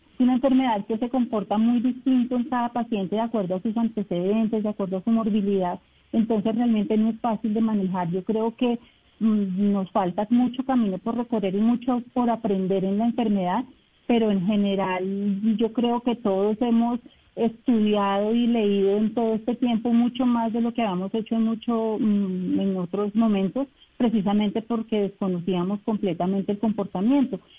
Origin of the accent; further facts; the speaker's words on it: Bogotá, Colombia; moved away as an adult; now in Leticia, Colombia; yo soy de Bogotá, yo llegué en agosto